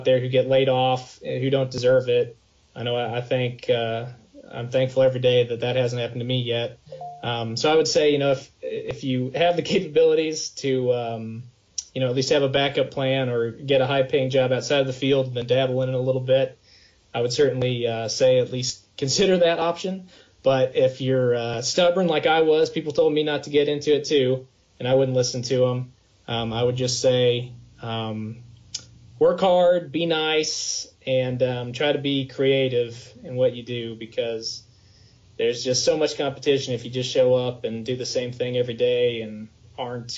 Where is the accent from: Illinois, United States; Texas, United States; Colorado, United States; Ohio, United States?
Texas, United States; Austin; moved away as an adult; now in Manhattan, Kansas, United States; Austin, Texas, my hometown, my favorite city